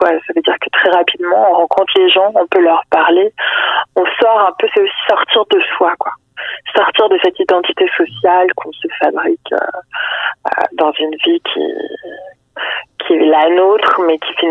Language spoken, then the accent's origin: French; Provence-Alpes-Côte d'Azur, France; moved away as an adult; now in Quebec, Canada; je suis française, donc, euh, alors que ça fait 9 ans que j'habite